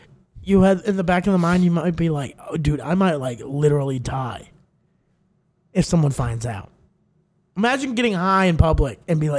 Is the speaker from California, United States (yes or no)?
no; Texas, United States; I grew up in Texas